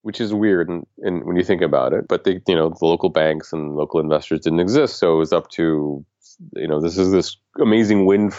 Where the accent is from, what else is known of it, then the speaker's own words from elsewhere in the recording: United States; as an American.